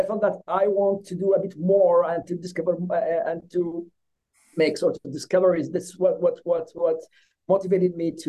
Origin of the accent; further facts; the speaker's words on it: Yemen; moved away as an adult; also born or lived in Norway / Middle East; now in Philadelphia, United States; I got trained as a dentist in my home country, that's Yemen